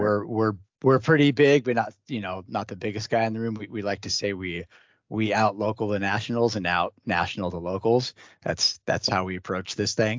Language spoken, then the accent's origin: English; the Northwest, Pacific Northwest, United States; I grew up in the Northwest